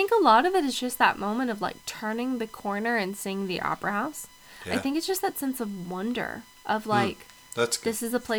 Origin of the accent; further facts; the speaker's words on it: Southern Oregon, United States; But for me, growing up in Southern Oregon